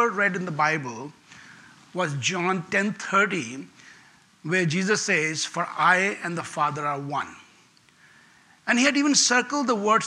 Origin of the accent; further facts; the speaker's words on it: India; English is a second language; I was born in India